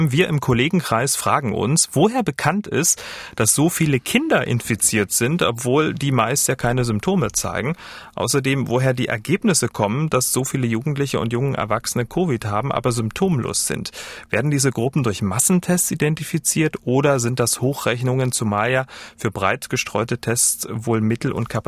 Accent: Saarland, Germany; ich als Saarländer, ein bisschen verarscht fühlt

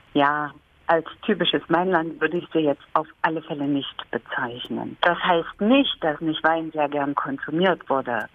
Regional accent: Thuringia, Germany; Ich stamme aus Thüringen

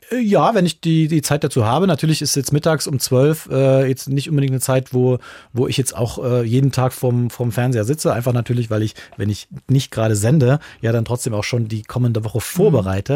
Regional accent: Lichtenstein, Saxony, Germany; moved away; eine, große Verbindung da an meine Heimat und, und, und liebe mein Liechtenstein auch noch ganz sehr

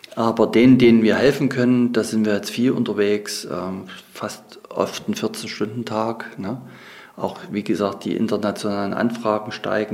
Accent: Saxony, Germany; Ich bin ja selber in einer Fürsterei aufgewachsen hier in Sachsen

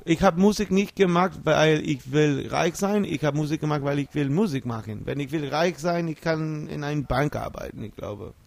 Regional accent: New York, United States; German is a second language; moved away as an adult; also born or lived in Munich; now in Germany; Ich komme aus New York

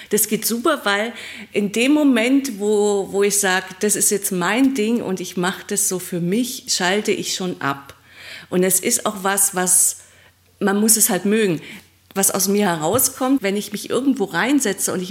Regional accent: Trier, Rhineland-Palatinate, Germany; in Trier, also in meiner Heimatgegend, wo ich herkomme.

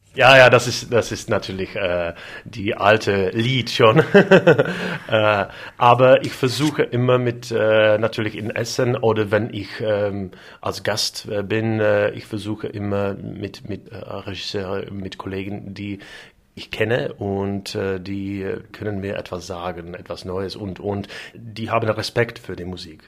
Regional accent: Moravia, Czechia; German is a second language; ich komme vom, vom, ähm, aus Mähren

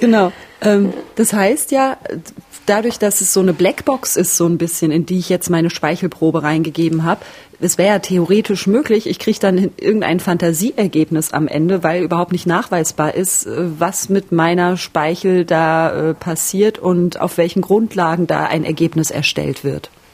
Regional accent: village in North Rhine-Westphalia, Germany; Dorf, Nordrhein-Westfalen. Meine Familie väterlicherseits ist aus Münster. Mütterlicherseits ist es so, dass mein Opa aus der Region stammt, wo ich jetzt auch herkomme, aus dem kleinen Dorf

